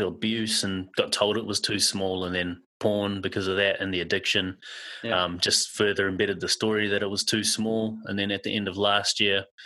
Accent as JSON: {"language": "English", "region": "Auckland", "country": "New Zealand", "tie": "born or raised there", "moved": "yes", "lives_now": "Perth, Australia", "said": "I grew up in South Auckland, New Zealand, a suburb called Manurewa. And I now live in Perth, Western Australia."}